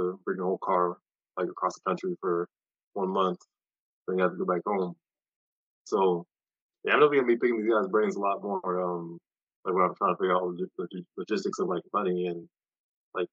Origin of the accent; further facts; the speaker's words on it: Kansas City, United States; I'm from Kansas City.